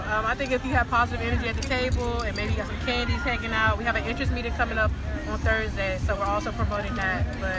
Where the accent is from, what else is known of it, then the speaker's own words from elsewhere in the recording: Bowie, Maryland, United States; moved away; I'm from Bowie, Maryland. I'm a business major and I'm a senior this year.